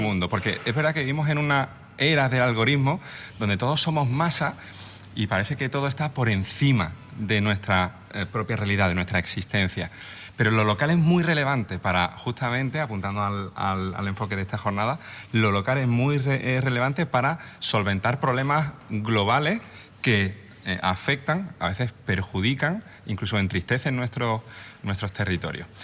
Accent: Málaga, Andalusia, Spain; la gente del sur, yo que soy de Málaga

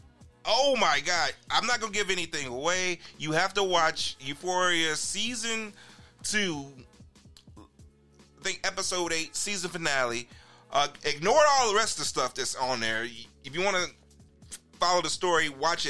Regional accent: Chicago, Illinois, United States; I'm from Chicago

